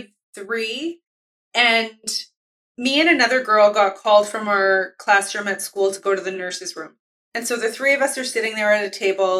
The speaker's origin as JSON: {"language": "English", "town": "Winnipeg", "region": "Manitoba", "country": "Canada", "tie": "born or raised there", "said": "as an Indigenous person who grew up in Winnipeg, I've only lived in Winnipeg, Manitoba."}